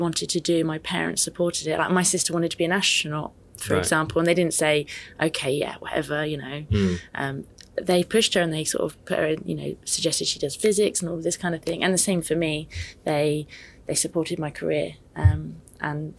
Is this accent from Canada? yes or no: no; Reading, South East England, United Kingdom; moved away as an adult; now in London, United Kingdom; I'm actually from Reading, but I studied in London and subsequently work in London.